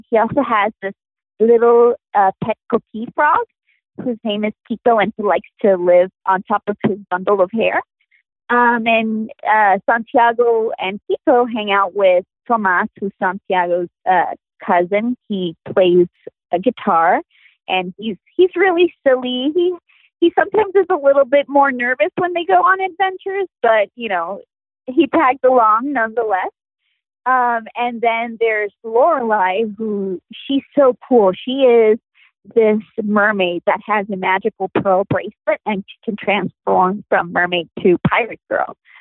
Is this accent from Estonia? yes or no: no; Puerto Rico; having been born and raised in Puerto Rico